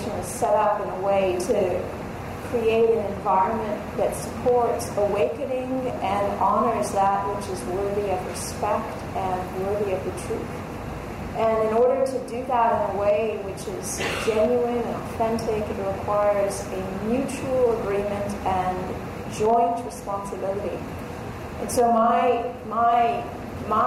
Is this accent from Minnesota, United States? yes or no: no; Los Angeles, California, United States; I grew up in L.A. I grew up in California